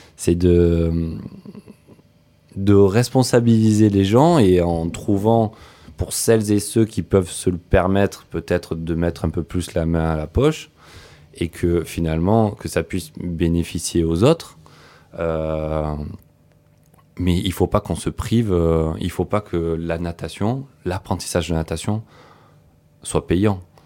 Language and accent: French; Antibes, Provence-Alpes-Côte d'Azur, France; chez moi en Tibes